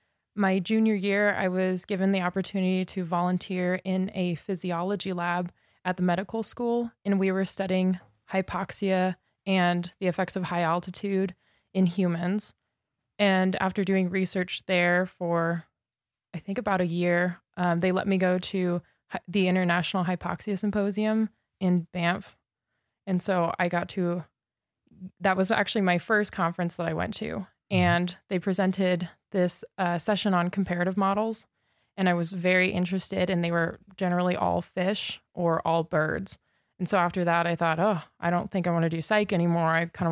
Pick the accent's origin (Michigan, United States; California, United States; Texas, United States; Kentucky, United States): California, United States; Redlands; moved away as an adult; also born or lived in Sydney, Australia; now in Montana, United States; Southern California. Okay. Redlands.